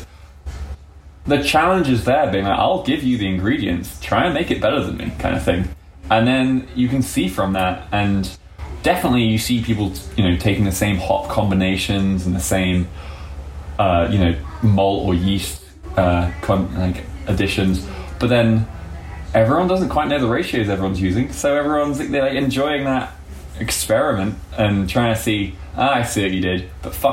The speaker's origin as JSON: {"language": "English", "region": "England", "country": "United Kingdom", "said": "being an Englishman"}